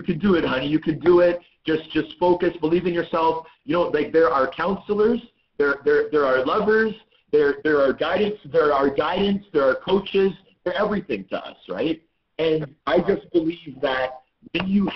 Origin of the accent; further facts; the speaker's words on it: Toronto, Ontario, Canada; also born or lived in Vancouver, British Columbia; I was born in Vancouver, British Columbia. My family moved to Toronto when I was six